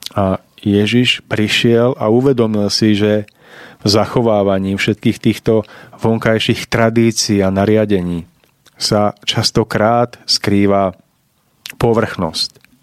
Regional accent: Orava, Žilina Region, Slovakia; tam v tej časti Oravy, odkiaľ pochádzam ja

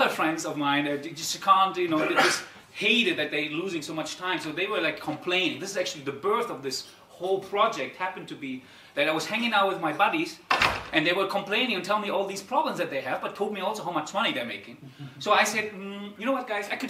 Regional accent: Darmstadt, Hesse, Germany; I'm actually originally from Darmstadt, so I'm an Italo-German Darmstädter

